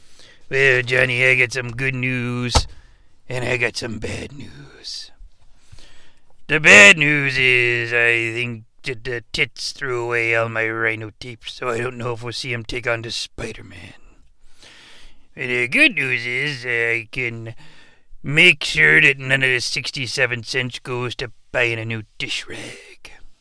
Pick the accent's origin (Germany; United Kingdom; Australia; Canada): Canada; being a Canadian, it just really didn't resonate with this shooter.